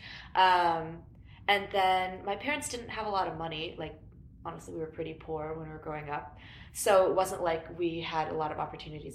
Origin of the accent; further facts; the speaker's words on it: Long Beach, California, United States; we grew up in Long Beach